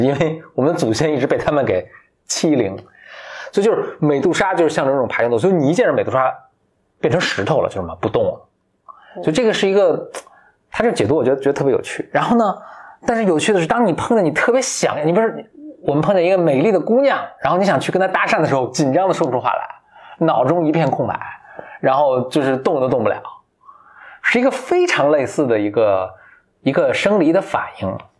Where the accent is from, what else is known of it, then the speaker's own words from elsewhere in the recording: China; 我们中国人看了就是一点不觉得奇怪